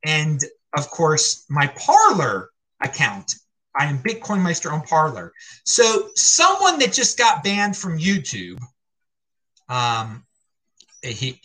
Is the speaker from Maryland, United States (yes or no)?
yes; Baltimore, Maryland, United States; now in Asheville, United States; I grew up in Baltimore, my family for generations